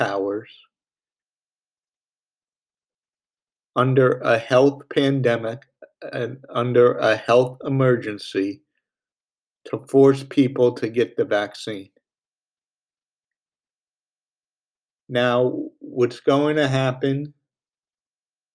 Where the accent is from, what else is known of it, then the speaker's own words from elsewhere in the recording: New York, United States; my home state of New York